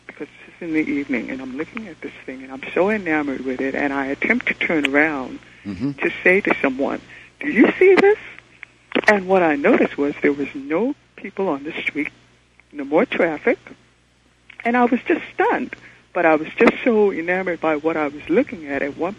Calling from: New York City, New York, United States; I'm calling from New York City.

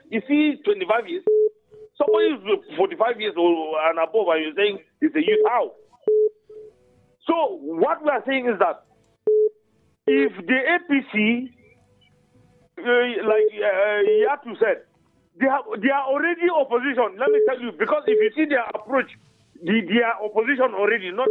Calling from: Plateau, Nigeria; calling from Yangojan.

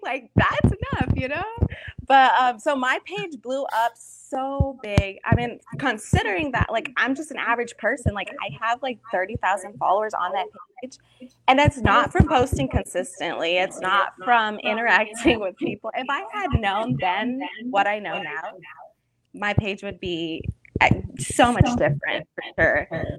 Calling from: Tucson, Arizona, United States; I am currently in Tucson, Arizona. That's where I live right about now.

